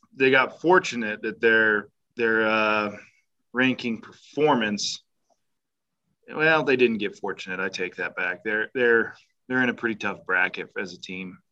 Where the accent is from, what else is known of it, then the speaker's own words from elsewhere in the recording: United States; I'm an American patriot